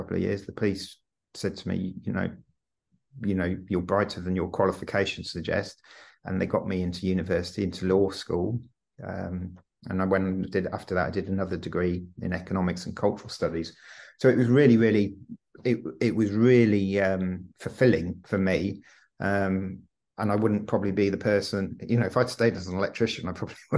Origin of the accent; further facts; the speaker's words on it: Stratford-upon-Avon, West Midlands, United Kingdom; moved away as an adult; also born or lived in London; I was brought up in Stratford-upon-Avon